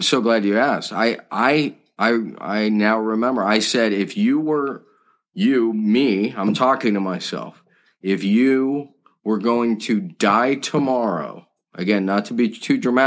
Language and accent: English; just outside Malibu, California, United States; I grew up just outside Malibu, California